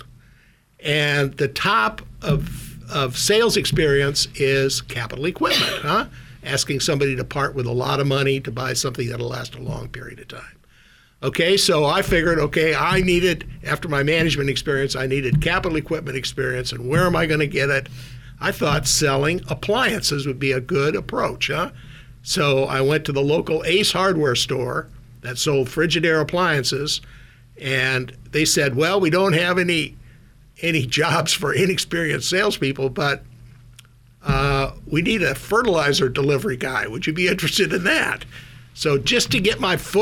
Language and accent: English; Minot, North Dakota, United States; born or raised there; moved away as an adult; also born or lived in Minnesota; now in Silicon Valley, United States